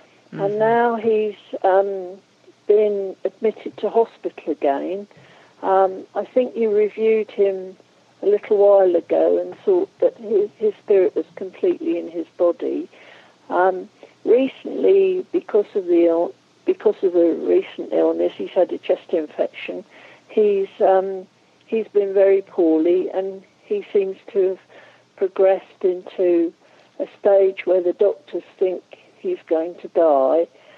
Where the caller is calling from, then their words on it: Norwich, East of England, United Kingdom; I'm calling from Norwich in the UK.